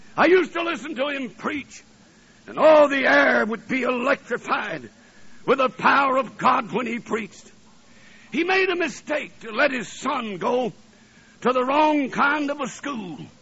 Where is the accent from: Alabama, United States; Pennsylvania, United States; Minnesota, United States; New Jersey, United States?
Alabama, United States; North; also born or lived in New Orleans, Louisiana / Tennessee / Ohio; now in Michigan, United States; I was born in New Orleans, Louisiana, and I was raised in Alabama, and I went to school in Tennessee, and I was married in Ohio, and I've been in Michigan ever since.